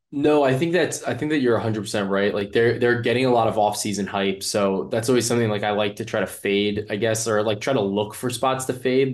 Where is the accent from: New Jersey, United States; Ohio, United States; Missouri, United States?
New Jersey, United States; I'm from Jersey